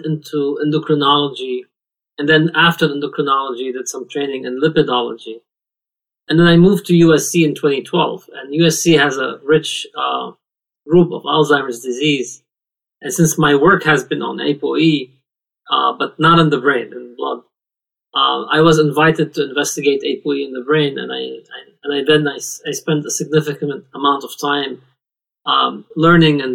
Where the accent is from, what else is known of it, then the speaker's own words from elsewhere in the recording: Lebanon; moved away as an adult; now in United States; I was born and raised in Lebanon, and I moved here approximately 20 years ago